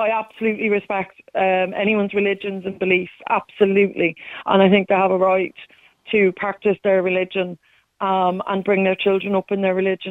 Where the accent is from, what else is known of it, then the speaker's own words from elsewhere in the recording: England, United Kingdom; moved away; I grew up in England